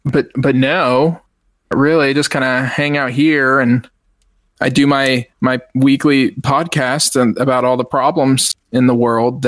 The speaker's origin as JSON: {"language": "English", "region": "Texas", "country": "United States", "said": "Maybe it's because I'm a Texan and I just don't understand, you know, the accent"}